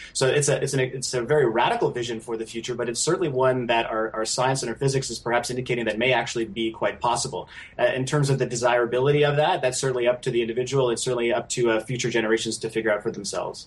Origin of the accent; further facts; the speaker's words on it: Canada; a Canadian citizen